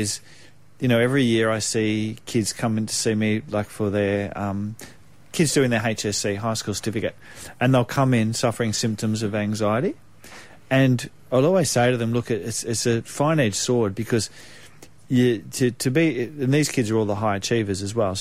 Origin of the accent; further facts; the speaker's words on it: Australia; I came back to my hometown of where I grew up at the lake